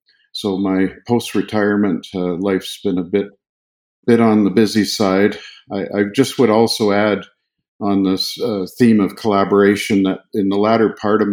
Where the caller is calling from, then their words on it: Fernie, British Columbia, Canada; I'm sitting here in Fernie, BC, which is right in the heart of the mountains